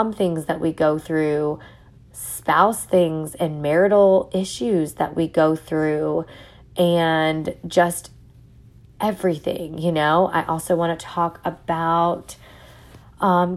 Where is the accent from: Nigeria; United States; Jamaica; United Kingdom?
United States; New York; accent: New York; I'm also from New York, so, you know, you may hear some my accent come out